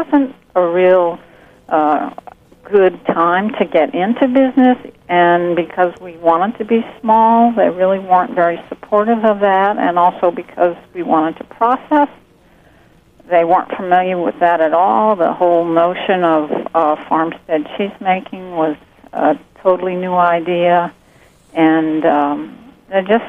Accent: the South, United States; now in Alabama, United States; I grew up in the South, so it feels very natural to be here.

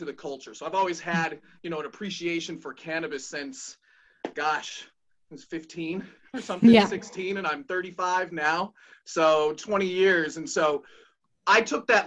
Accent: Denver, Colorado, United States; moved away as an adult; now in Baltimore, United States; I'm actually a Denver import. So I was born in Colorado, grew up there for a little bit

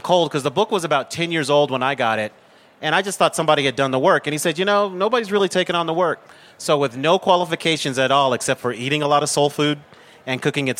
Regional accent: Denver, Colorado, United States; So being born and raised in Denver

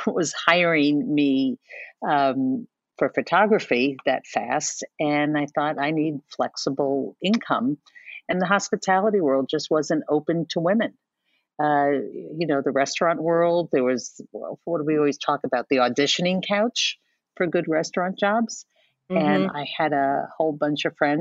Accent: New York City, New York, United States; I'm a native New Yorker, third generation Manhattan.

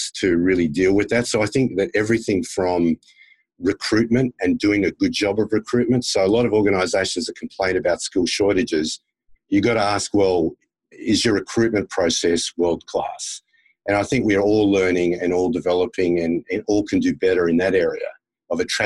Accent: Australia; also born or lived in United States; as an Australian who lived in the US, actually lived in the US as a school kid and then worked with American companies for many years

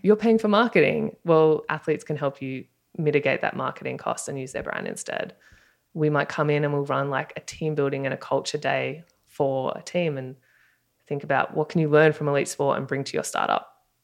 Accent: Australia; accent: Australian; moved away as an adult; now in Marina del Rey, United States; if you can tell by my accent, I'm Australian

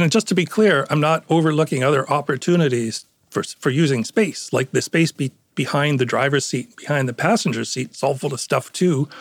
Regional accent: Toronto, Ontario, Canada; accent: Canadian; moved away as an adult; also born or lived in Connecticut; now in Stamford, United States; I was born in Northern Ontario, but yes, I lived in Toronto most of my life.

